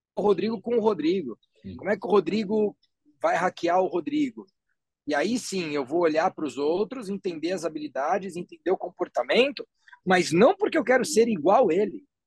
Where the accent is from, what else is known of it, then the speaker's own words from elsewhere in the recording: Guarulhos, São Paulo, Brazil; moved away as an adult; also born or lived in Silicon Valley; na cidade de Guarulhos, que é a minha cidade natal.